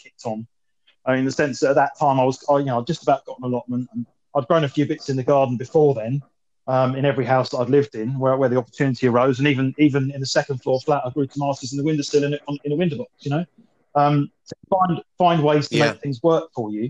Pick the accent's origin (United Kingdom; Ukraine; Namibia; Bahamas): United Kingdom; Sussex, South East England; I was born in Sussex. I live about 5 miles from where I grew up